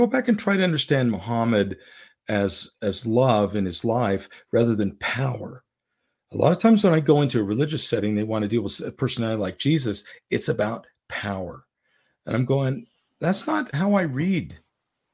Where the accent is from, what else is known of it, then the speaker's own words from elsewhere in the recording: Orem, Utah, United States; moved away as an adult; also born or lived in Salt Lake City, Utah / Tempe, Arizona / Sandy, Utah / Idaho; I grew up mostly in Orem, Utah, with a three-year hiatus in Tempe, Arizona